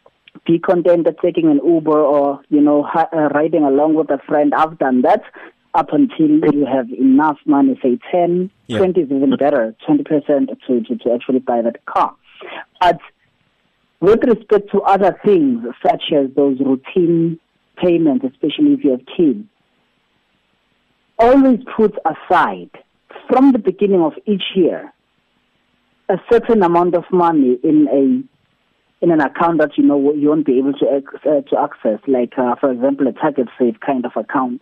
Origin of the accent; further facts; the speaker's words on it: South Africa; But hey, I'm still a South African who has to keep a job, or I'm still a South African who has to run a business.